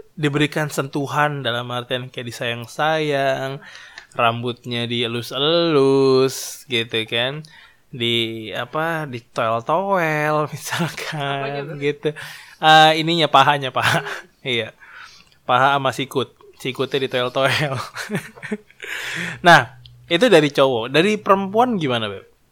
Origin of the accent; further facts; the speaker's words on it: Java, Indonesia; gue itu adalah orang Jawa